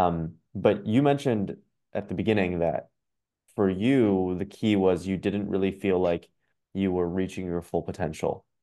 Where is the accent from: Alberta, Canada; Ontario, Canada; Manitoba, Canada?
Ontario, Canada; Ottawa; I'm from Ottawa